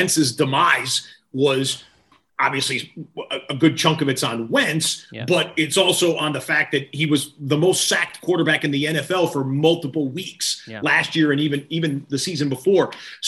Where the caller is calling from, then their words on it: Los Angeles, California, United States; In fact, I'm joining you from Los Angeles, right? Hollywood, Tinseltown, all that.